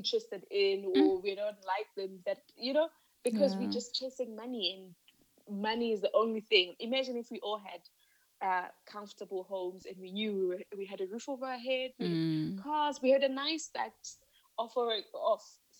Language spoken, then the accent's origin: English; Limpopo, South Africa; moved away as an adult; also born or lived in Johannesburg; I'm from Limpopo